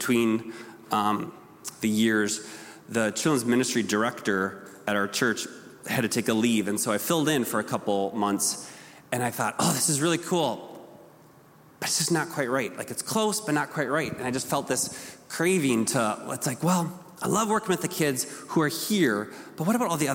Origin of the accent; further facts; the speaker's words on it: Rochester, Minnesota, United States; I grew up here in Rochester.